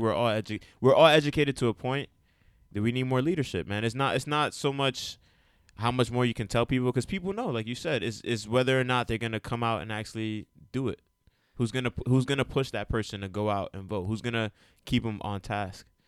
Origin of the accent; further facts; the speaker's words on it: United States; I myself am a educated Dominican American, right? And I'm also Puerto Rican. I was born in America.